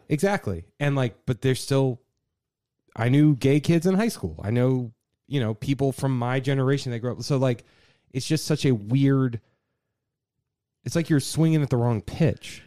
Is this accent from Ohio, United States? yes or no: no; Virginia, United States; growing up in Virginia